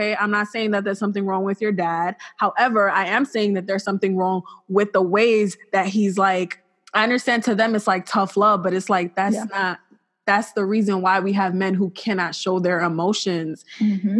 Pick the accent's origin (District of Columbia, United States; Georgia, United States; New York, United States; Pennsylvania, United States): New York, United States; New York City; I'm from Flatbush.